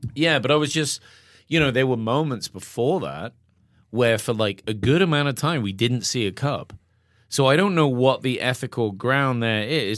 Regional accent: England, United Kingdom; now in Bozeman, United States; I'm English

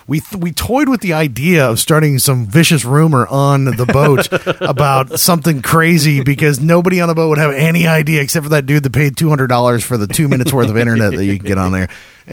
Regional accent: Dallas, Texas, United States; That actually listened to the podcast and we're from Dallas, Texas. So there was a Texas contingency as well.

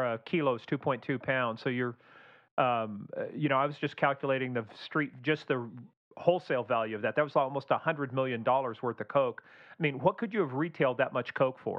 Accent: Kansas, United States; Midwest boys, I'm from the Kansas

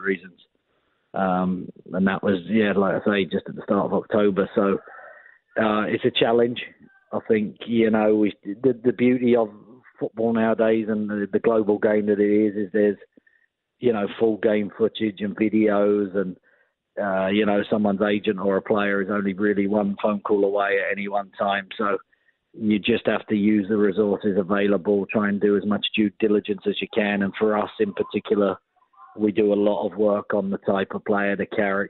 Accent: England, United Kingdom; moved away; being an Englishman growing up

